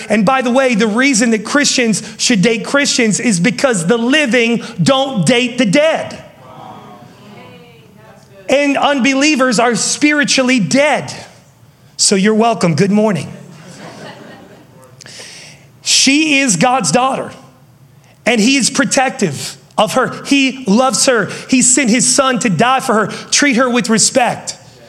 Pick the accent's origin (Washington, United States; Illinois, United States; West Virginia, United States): West Virginia, United States; And yes, I am from West Virginia.